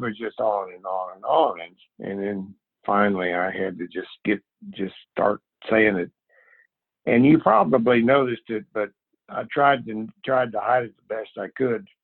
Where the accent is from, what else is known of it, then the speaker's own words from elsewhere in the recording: Missouri, United States; moved away; we're both from Missouri